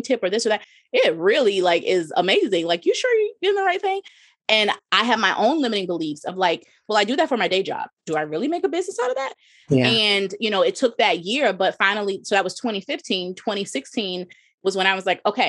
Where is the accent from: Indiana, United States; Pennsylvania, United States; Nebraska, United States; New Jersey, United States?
New Jersey, United States; moved away as an adult; also born or lived in Midwest; I'm from Jersey